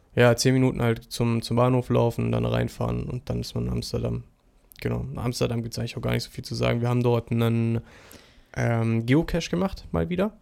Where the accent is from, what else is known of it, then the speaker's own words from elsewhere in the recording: Germany; als Deutscher